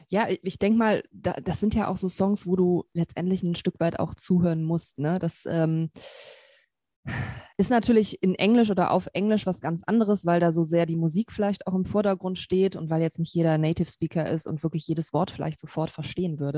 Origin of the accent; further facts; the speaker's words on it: Cologne, North Rhine-Westphalia, Germany; born there; now in Wermelskirchen, Germany; Singer-Songwriterin, ähm, komme gebürtig aus Köln, wohne im Moment so im Bergischen Land bei Wermelskirchen.